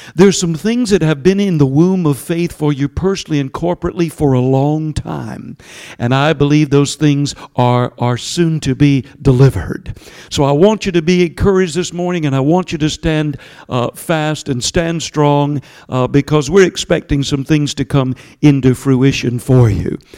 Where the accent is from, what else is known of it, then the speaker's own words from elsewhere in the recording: Georgia, United States; accent: southern; my southern accent from Georgia